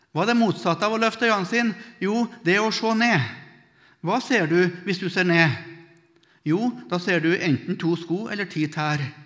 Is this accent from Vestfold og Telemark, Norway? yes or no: no; Melhus, Trøndelag, Norway; I bedehuset hjemme i Melhus, der jeg vokste opp